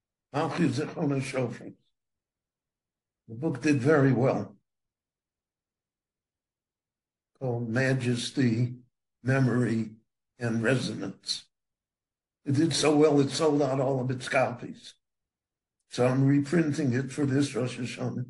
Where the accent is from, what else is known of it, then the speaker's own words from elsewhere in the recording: United States; moved away as an adult; now in Israel; When I grew up in America